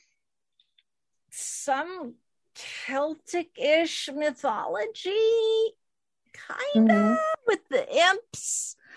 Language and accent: English; United States; I'm an American